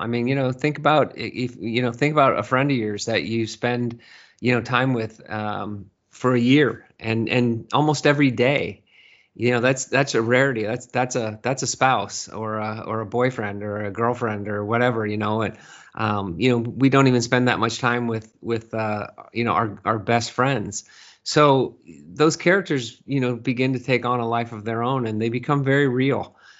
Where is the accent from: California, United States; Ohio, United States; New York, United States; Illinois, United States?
California, United States; Burlingame; moved away as an adult; now in Seattle, United States; No, I grew up in Burlingame, California. And I lived there in the Bay Area up until I was probably 30. I was probably 36, 37 when we moved to Seattle.